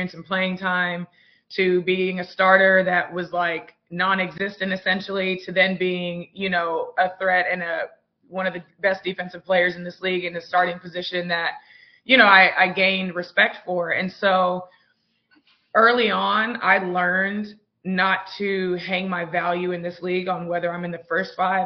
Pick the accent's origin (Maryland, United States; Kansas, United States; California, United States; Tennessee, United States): Tennessee, United States; Mount Juliet; moved away; also born or lived in Las Vegas; I get to be in my hometown